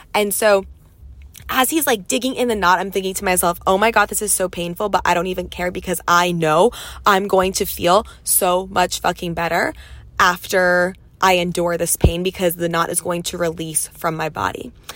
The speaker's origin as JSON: {"language": "English", "region": "Pennsylvania", "country": "United States", "also_born_or_lived": "New York City / Los Angeles / Dallas", "moved": "yes", "lives_now": "Texas, United States", "said": "I'm from Pennsylvania, moved to New York City, spent six and a half years in LA, then spent half a year in Dallas, and now I'm like 30 minutes outside of Dallas in the country in Texas"}